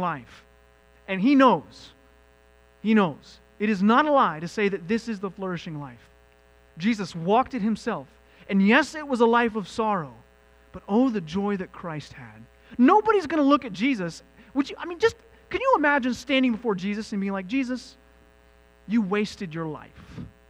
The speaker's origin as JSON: {"language": "English", "country": "United States", "said": "I, as an American"}